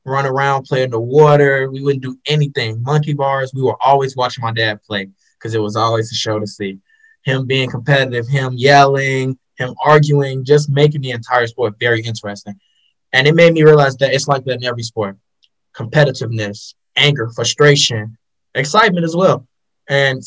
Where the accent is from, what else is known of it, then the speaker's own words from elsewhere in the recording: Chicago, Illinois, United States; also born or lived in Urbana-Champaign, Illinois; I am from Chicago, Illinois, born and raised on the South Side as well